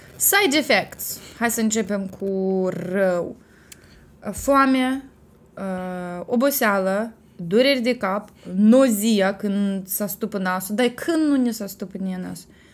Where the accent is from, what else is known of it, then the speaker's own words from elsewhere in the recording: Gura Galbenei, Cimișlia District, Moldova; satul meu natal, Gura Galbenii